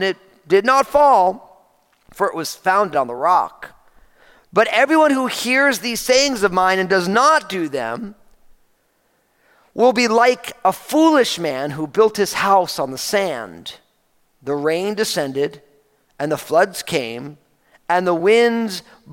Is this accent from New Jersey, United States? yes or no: yes; New Jersey, United States; now in Pacific Northwest, United States; I grew up in New Jersey